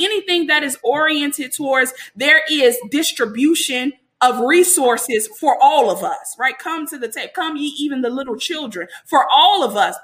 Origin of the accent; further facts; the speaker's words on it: Chicago, Illinois, United States; I'm from Chicago